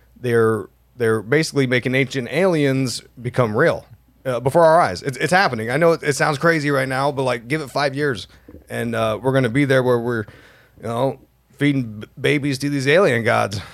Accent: Utah, United States; we're from Utah, so it's like, you know, hundred degrees every day, drought, dry as hell

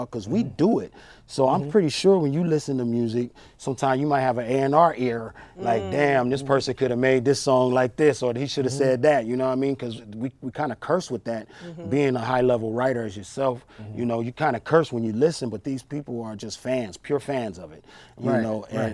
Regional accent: Long Beach, California, United States; I grew up in Long Beach, California

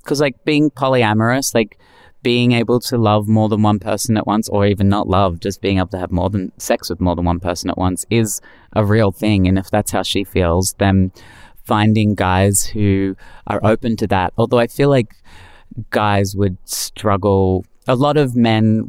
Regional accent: Australia; We're 2 Australian girls

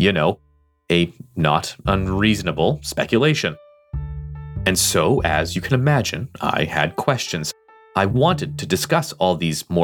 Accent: Canada; I am Canadian

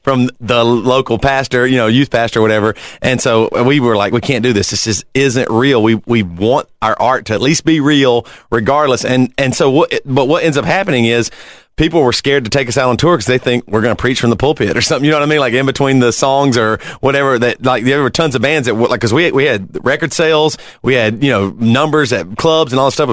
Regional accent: South Carolina, United States; I grew up in the South Carolina

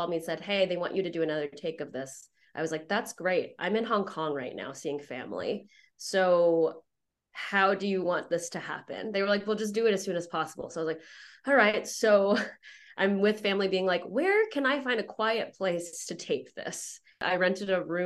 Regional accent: Houston, Texas, United States; moved away as an adult; also born or lived in China / Oklahoma; I grew up in Houston

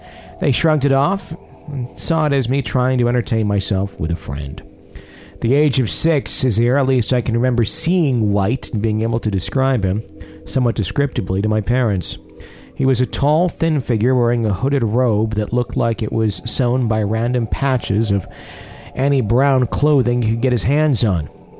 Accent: Johannesburg, Gauteng, South Africa; As a child, I was growing up in Johannesburg, South Africa, with my parents.

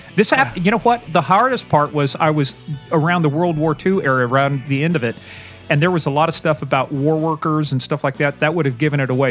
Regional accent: Kansas, United States; I'm from Kansas

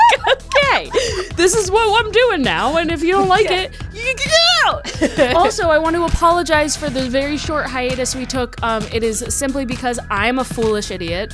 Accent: Texas, United States; I'm from Texas

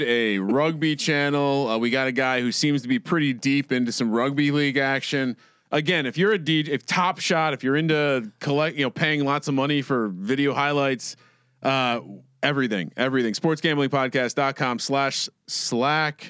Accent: East Coast, United States; moved away as an adult; also born or lived in Blacksburg, Virginia; now in West Coast, United States; I'm a guy from the East Coast.

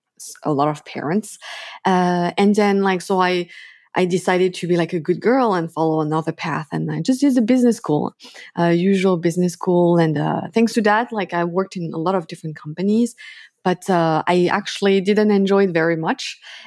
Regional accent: France; So I was born in France. And then, yeah, I grew up there like pretty much my whole life. But I also lived in different countries because my parents were moving around a lot.

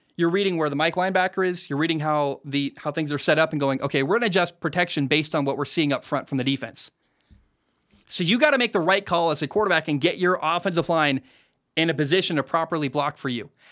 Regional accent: Oregon, United States; moved away; My family still lives in the Oregon area

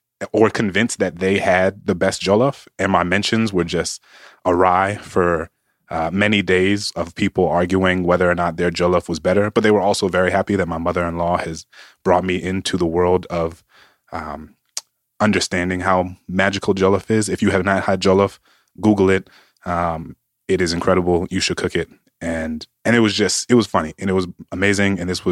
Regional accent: New Orleans, Louisiana, United States; I'm from New Orleans.

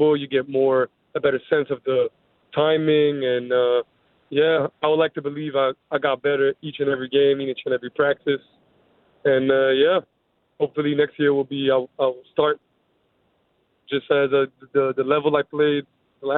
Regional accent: Montreal, Quebec, Canada; I'm from Montreal and I'm in Montreal right now

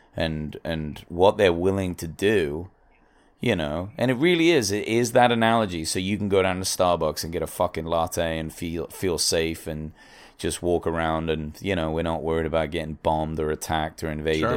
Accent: England, United Kingdom; now in United States

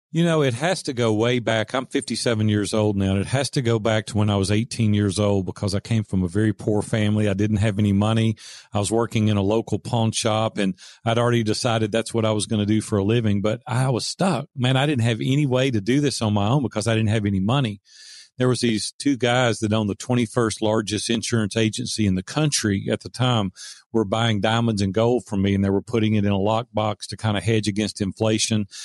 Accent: the South, United States; accent: Southern; my Southern accent

